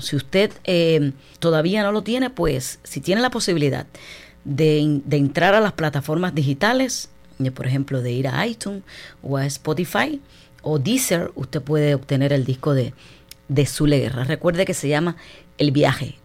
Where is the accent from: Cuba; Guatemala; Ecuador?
Cuba; para mí es un súper orgullo como cubana